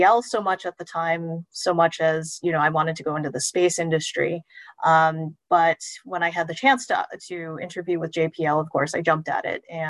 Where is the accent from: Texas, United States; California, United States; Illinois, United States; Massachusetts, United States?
Texas, United States; Houston; moved away as an adult; I grew up in Houston, Texas, so very close to the Johnson Space Center